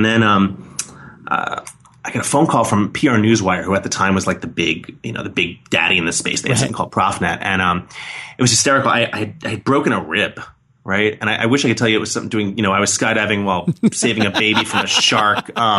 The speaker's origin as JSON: {"language": "English", "town": "New York City", "region": "New York", "country": "United States", "tie": "born or raised there", "said": "I was born and raised in New York City."}